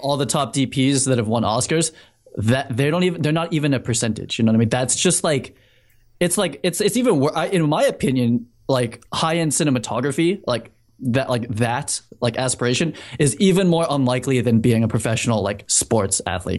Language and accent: English; Needham, Massachusetts, United States; moved away as an adult; also born or lived in New York City; I grew up in Needham.